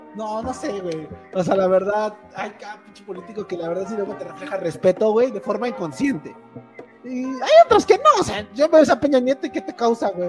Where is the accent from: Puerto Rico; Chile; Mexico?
Mexico; nacimos en un país que es amigo de todo el mundo